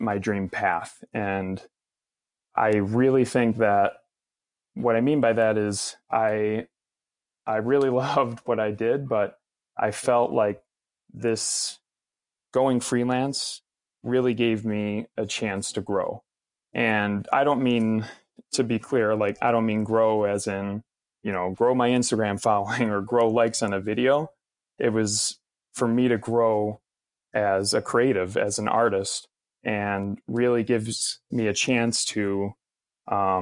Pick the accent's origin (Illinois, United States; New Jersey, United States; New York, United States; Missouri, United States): Illinois, United States; Chicago; growing up in Chicago